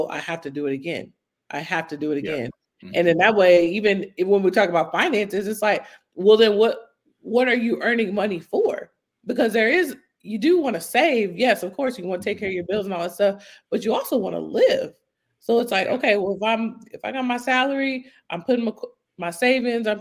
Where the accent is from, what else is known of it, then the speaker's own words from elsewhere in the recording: United States; being American